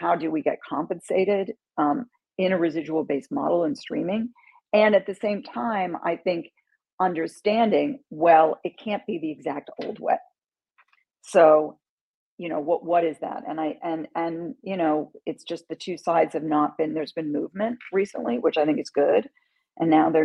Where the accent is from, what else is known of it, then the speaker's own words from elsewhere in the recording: London, United Kingdom; moved away; also born or lived in New York City; I grew up in London